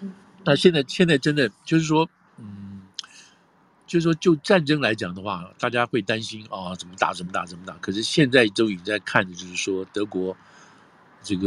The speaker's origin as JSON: {"language": "Chinese", "country": "United States", "said": "但是我们美国人觉得这个东西符合我们的利益"}